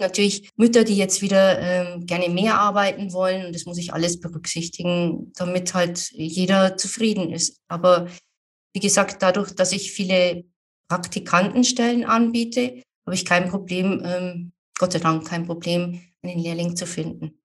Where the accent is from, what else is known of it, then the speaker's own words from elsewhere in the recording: Amberg, Bavaria, Germany; Wollte ich unbedingt wieder zurück nach Amberg in meine Heimatstadt